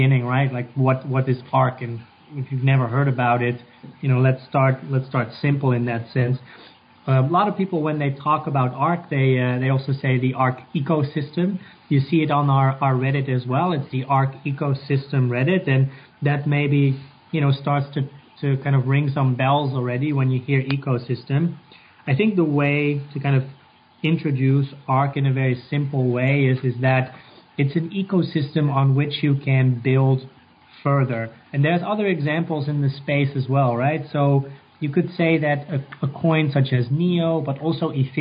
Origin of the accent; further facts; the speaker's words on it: Netherlands; moved away as an adult; also born or lived in Atlanta, United States; now in New York, United States; I'm actually from the Netherlands. I'm Dutch, and but moved around a lot.